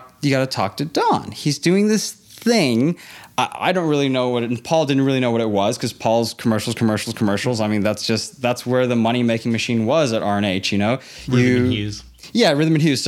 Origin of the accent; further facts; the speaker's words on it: Hong Kong; moved away as an adult; also born or lived in Los Angeles, California, United States; I was born in LA. I grew up in Hong Kong. I went to an international school, so I speak perfect English and I know American culture better than I know Hong Kong culture.